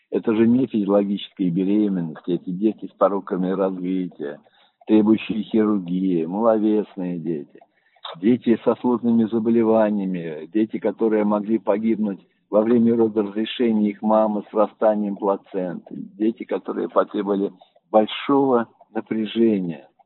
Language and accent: Russian; Orenburg, Orenburg Oblast, Russia; born there; Я родился тоже в Оренбурге, около церкви недалеко, улица Чкалова, Гримберский переулок, буквально 500 метров от церкви.